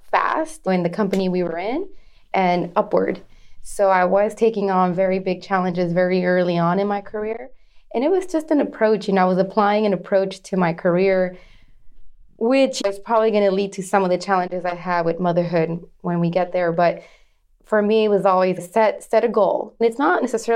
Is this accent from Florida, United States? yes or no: no; Yuma, Arizona, United States; moved away as an adult; also born or lived in California / Tempe, Arizona; now in Houston, United States; So my family, we were raised in a little tiny town, Yuma, Arizona, which is a border with Mexico.